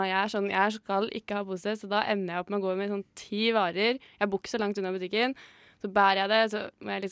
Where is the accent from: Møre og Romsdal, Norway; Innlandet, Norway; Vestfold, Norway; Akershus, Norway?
Innlandet, Norway; Lillehammer; vi er jo fra Lillehammer.